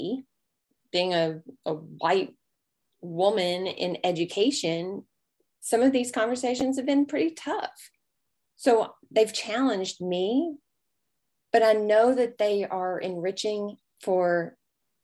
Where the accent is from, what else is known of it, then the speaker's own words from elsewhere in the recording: the South, United States; accent: Southern drawl; being a Southerner, I have quite a long way of saying things and lots of pauses